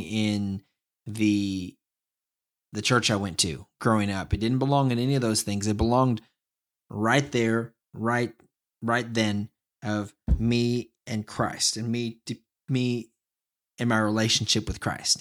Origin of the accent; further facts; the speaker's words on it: small town near San Antonio, Texas, United States; also born or lived in Dallas; I moved from a small town near San Antonio to Dallas. And, um, I was born in Dallas, so basically going back home, kinda.